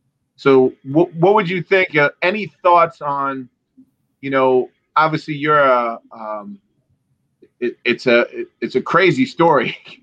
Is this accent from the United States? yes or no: yes; Syracuse, New York, United States; I grew up right near Nottingham High School. I went to Nottingham. I'm you know, born and raised Syracuse, and I always knew it as this incredibly diverse place